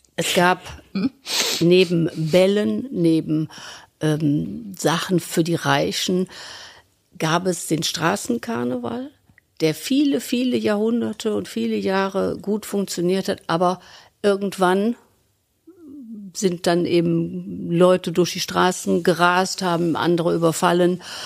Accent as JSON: {"language": "German", "town": "Cologne", "region": "North Rhine-Westphalia", "country": "Germany", "tie": "born or raised there", "accent": "rheinischer Einschlag", "said": "in einer kölschen Familie, in einem kölschen Fädel, bin im Severinsviertel geboren"}